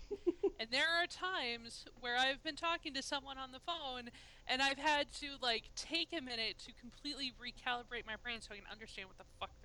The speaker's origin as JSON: {"language": "English", "region": "Minnesota", "country": "United States", "accent": "Minnesota", "moved": "yes"}